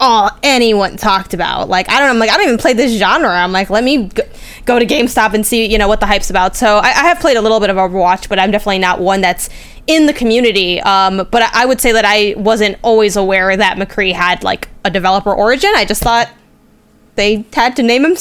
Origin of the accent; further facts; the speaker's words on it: United States; as an American